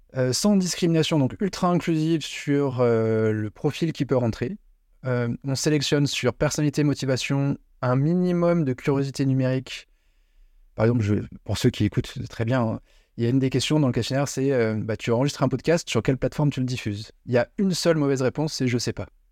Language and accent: French; Paris, Île-de-France, France; moved away as an adult; now in Lyon, France; le parisien à la base